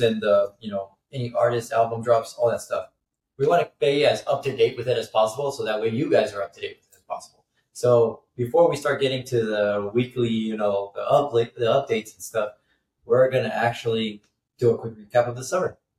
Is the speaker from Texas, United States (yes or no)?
yes; El Paso, Texas, United States; first language English; I am from El Paso, Texas